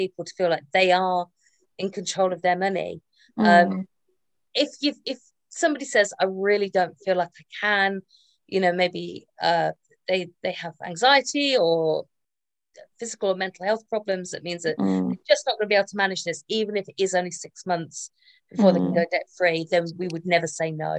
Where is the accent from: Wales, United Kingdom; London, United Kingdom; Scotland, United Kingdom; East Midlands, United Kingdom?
East Midlands, United Kingdom; Northamptonshire; my hometown, in Pickering in Northamptonshire